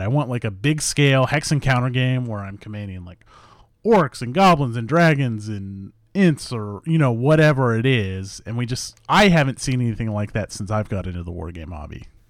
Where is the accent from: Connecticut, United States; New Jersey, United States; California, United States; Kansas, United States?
Kansas, United States; Leavenworth; moved away; I grew up in Leavenworth.